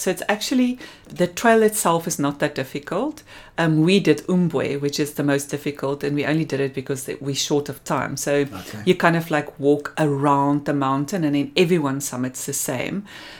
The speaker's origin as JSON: {"language": "English", "town": "Springbok", "region": "Northern Cape", "country": "South Africa", "tie": "born or raised there", "also_born_or_lived": "Namibia", "said": "So, I was born in Namibia. And I think we stayed there until I started school. Then we moved to Springbok."}